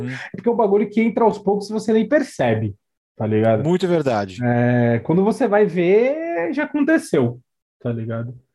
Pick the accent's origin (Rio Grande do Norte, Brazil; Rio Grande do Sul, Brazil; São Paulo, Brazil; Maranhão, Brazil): São Paulo, Brazil; born there; Eu nasci em São